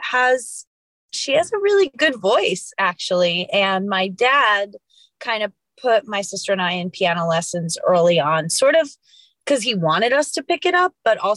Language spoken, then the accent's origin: English; New York City, New York, United States; moved away as an adult; now in Los Angeles, United States; I'm from New York, grew up in Queens, and then went to school there and then moved out to LA in 2013, 2014